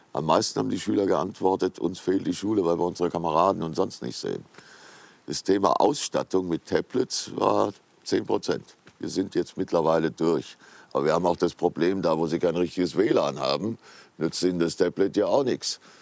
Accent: Giessen, Hesse, Germany; Gießen, meine Heimatstadt.

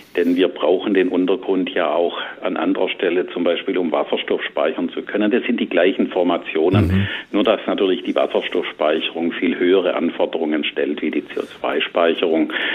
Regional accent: Southern Germany, Germany; saurer Sprudel, mhm. sagt man bei uns im Süden

